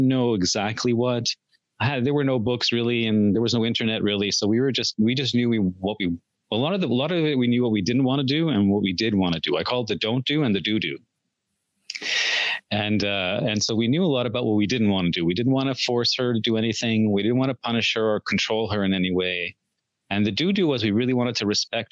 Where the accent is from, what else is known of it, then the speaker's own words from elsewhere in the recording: India; both of us grew up in very traditional coercive households. I'm from India.